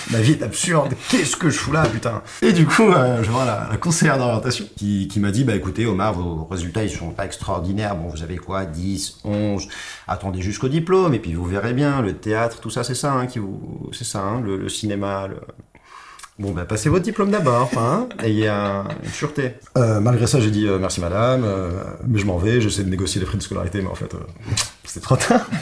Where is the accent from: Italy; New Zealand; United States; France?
Italy; also born or lived in Morocco; Je suis né au Maroc. Par la suite, je suis arrivé très vite en Italie à l'âge de 3 ans. Et j'ai appris le français et l'italien quasiment en même temps. Et puis je suis revenu au Maroc pendant 4-5 ans. Et puis je suis reparti en Italie.